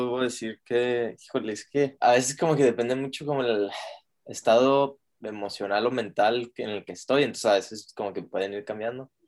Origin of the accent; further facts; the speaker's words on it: Juárez, Chihuahua, Mexico; now in Austin, United States; nosotros somos de Juárez y el Paso, al norte de México, y este, pero ahorita yo me vine a terminar la carrera a Austin